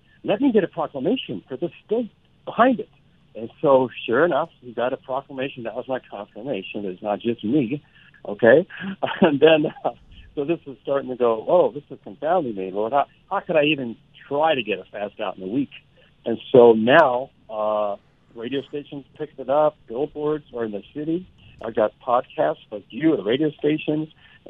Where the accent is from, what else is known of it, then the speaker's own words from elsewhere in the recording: Pennsylvania, United States; I'm from Pennsylvania.